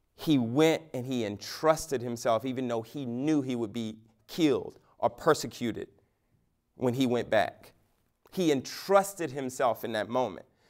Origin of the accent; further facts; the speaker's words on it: United States; American Christians